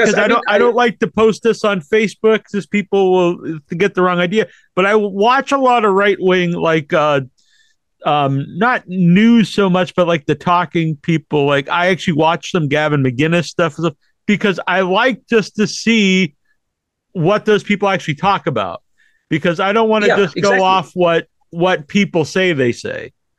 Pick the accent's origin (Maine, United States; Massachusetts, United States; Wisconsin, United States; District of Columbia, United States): Massachusetts, United States; Cape Cod; I grew up on the Cape.